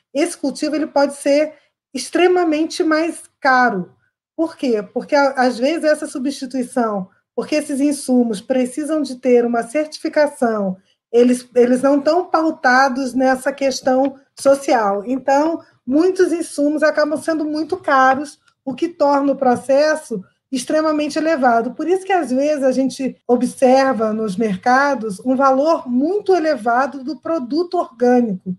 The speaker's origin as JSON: {"language": "Portuguese", "region": "Rio de Janeiro", "country": "Brazil", "tie": "born or raised there", "said": "Sou carioca"}